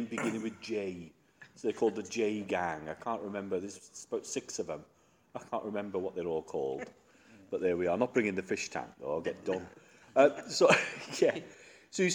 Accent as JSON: {"language": "English", "region": "South Wales Valleys", "country": "United Kingdom", "tie": "born or raised there", "moved": "yes", "said": "as a Welsh Valley boy"}